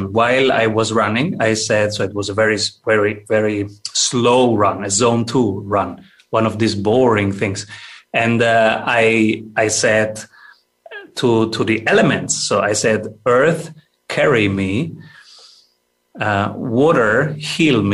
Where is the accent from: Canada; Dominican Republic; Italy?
Italy; now in Austria; I am from Italy, and I moved to Austria